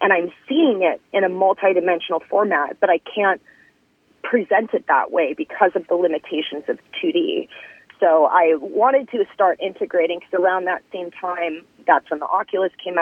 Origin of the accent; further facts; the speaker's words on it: Midwest, United States; also born or lived in California; now in Los Angeles, United States; I was born in California. When I was 8 years old, my family moved to the Midwest because my dad graduated from college